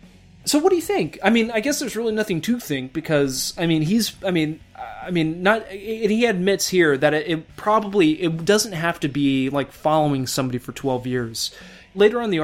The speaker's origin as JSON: {"language": "English", "town": "Houston", "region": "Texas", "country": "United States", "said": "I'm from Texas. I'm a Houston boy as well."}